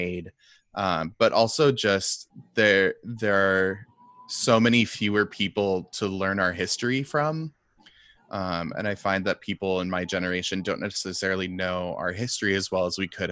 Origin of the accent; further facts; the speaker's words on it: Seattle, Washington, United States; now in New York, United States; I'm living in New York now, and I grew up in Seattle, but I'm living in New York now.